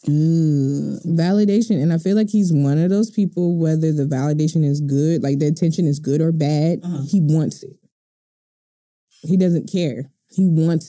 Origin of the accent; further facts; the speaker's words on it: Baltimore, Maryland, United States; I'm from Baltimore